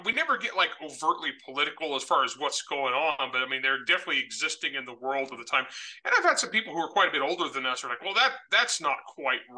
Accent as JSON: {"language": "English", "area": "San Joaquin Valley", "region": "California", "country": "United States", "tie": "born or raised there", "moved": "yes", "said": "I was north of you guys. I was San Joaquin Valley."}